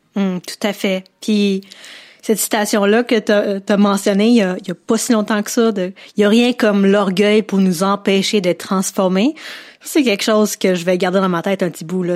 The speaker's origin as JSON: {"language": "French", "region": "Quebec", "country": "Canada", "said": "je suis en tant que québécoise, je fais partie du Québec"}